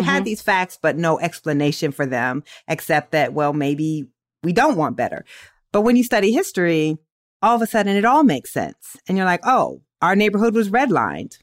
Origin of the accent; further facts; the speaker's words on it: Waterloo, Iowa, United States; I'm from Waterloo